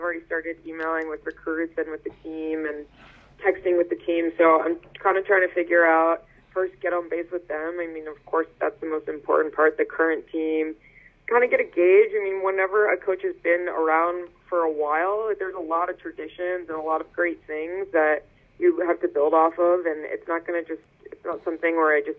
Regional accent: Northeast, United States; people where I'm from and, like, growing up in the Northeast, people are definitely more straightforward.

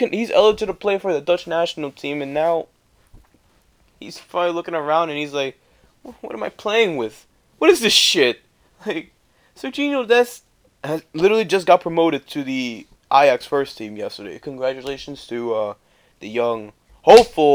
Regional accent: Costa Rica; now in New Jersey, United States; I'm from Costa Rica

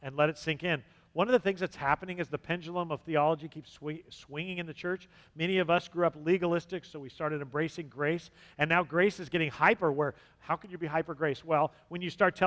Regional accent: Southern California, United States; moved away; I'm from Southern California

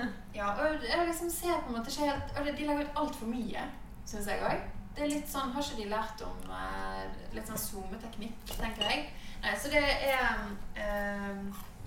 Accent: Bergen, Vestland, Norway; Jeg er fra Bergen

